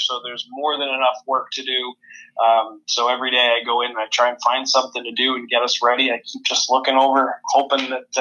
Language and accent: English; Allentown, Pennsylvania, United States; moved away as an adult; now in Austin, Minnesota, United States; I'm from Allentown, Pennsylvania